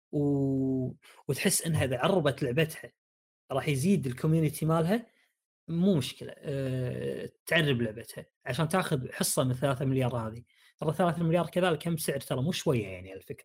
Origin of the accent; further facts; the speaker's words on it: Saudi Arabia; عندنا بالسعوديه